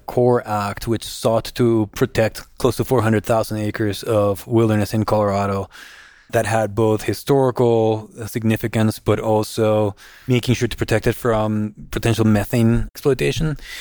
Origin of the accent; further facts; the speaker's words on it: Guatemala; moved away as an adult; also born or lived in Arkansas / North Carolina; I was born and raised in Guatemala.